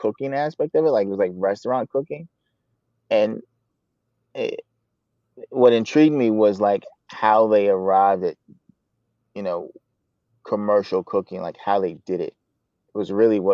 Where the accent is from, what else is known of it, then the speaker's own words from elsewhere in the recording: Chantilly, Virginia, United States; now in Poughkeepsie, United States; Originally from Chantilly, Virginia, suburb of DC.